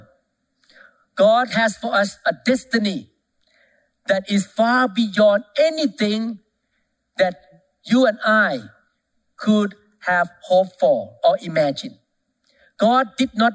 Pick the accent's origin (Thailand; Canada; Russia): Thailand; moved away; I came from Thailand